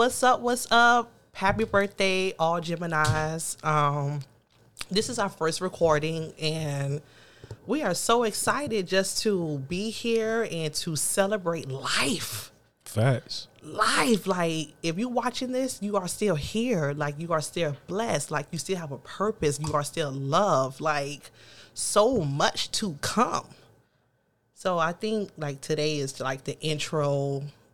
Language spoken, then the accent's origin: English; Miami, Florida, United States; we're from Miami